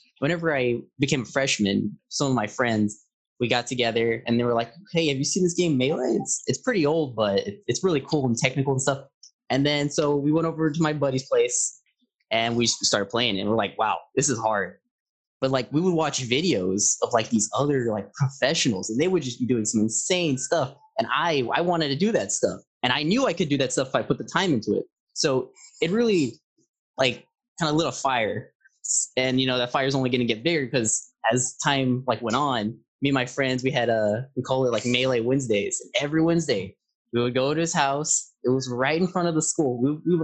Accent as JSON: {"language": "English", "town": "San Antonio", "region": "Texas", "country": "United States", "said": "I am from San Antonio"}